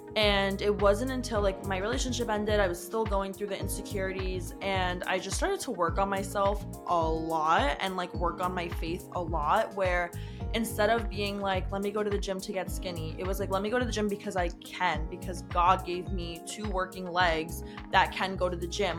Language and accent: English; United States; I'm from the New Jersey, New York area